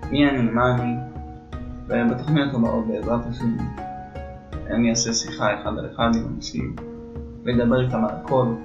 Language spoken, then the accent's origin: Hebrew; Jerusalem, Jerusalem District, Israel; אה, ואני ירושלמי, בן 29